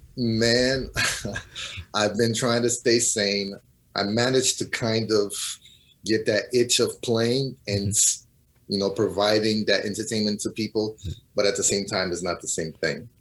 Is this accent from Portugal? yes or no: yes; Portugal; moved away as an adult; also born or lived in Cape Verde; now in United States; I was born and raised in Portugal, mm-hmm. but my family is from Cabo Verde